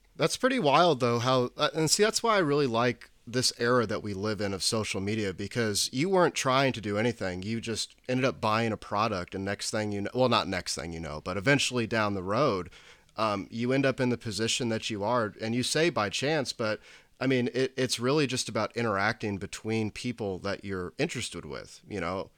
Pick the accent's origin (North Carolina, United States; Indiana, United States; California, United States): Indiana, United States; Indianapolis; I'm originally from the east side of Indianapolis